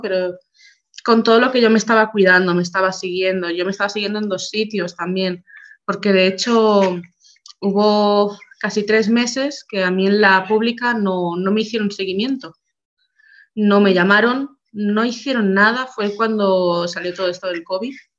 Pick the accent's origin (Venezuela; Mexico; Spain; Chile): Spain; Barcelona, Catalonia; nosotros somos de Barcelona